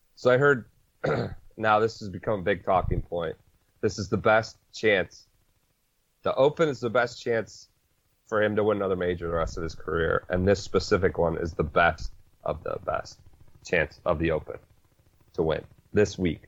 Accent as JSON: {"language": "English", "region": "Northeast Ohio", "country": "United States", "said": "I'm from Northeast Ohio"}